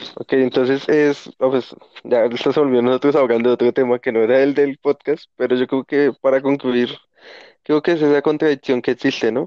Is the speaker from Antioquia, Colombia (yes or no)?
no; Bogotá, Colombia; yo soy de Bogotá